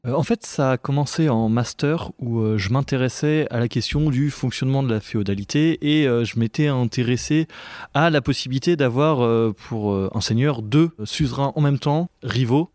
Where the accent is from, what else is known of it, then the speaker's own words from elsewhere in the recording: western Anjou, Pays de la Loire, France; j'en viens